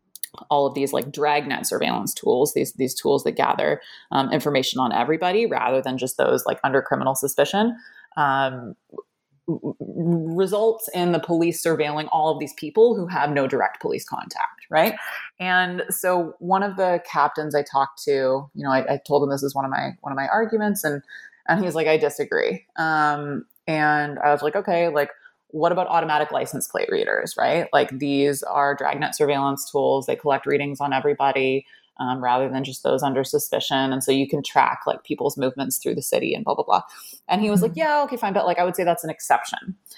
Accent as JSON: {"language": "English", "country": "Canada", "said": "Like, I'm Canadian, for example, so I can't vote"}